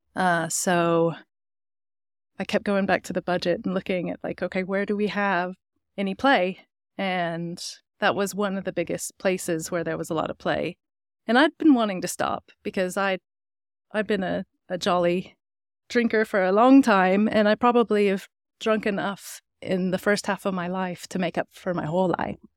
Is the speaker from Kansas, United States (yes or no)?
no; Brevard, North Carolina, United States; also born or lived in Germany / Northern England; now in Longmont, United States; I was born in Brevard, North Carolina, which is a small mountain town